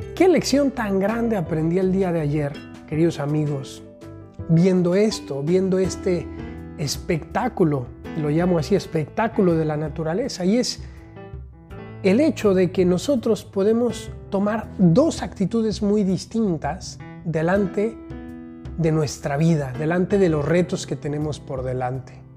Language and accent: Spanish; Mexico; also born or lived in Rome; now in Guadalajara, Mexico; aquí desde México país, ya disfrutando en mi tierra